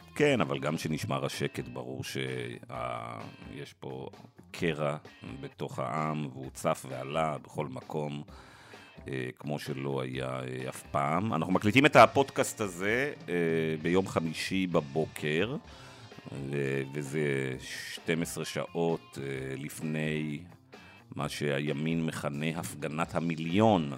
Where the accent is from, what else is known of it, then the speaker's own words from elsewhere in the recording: Israel; כישראלי דמוקרטי